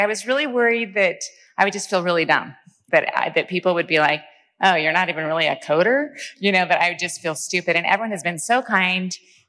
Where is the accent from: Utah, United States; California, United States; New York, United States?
Utah, United States; Salt Lake City; I am from here, from Salt Lake.